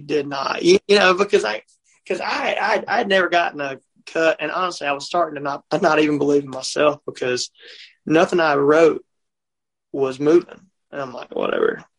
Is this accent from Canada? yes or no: no; Mississippi, United States; I'm from Mississippi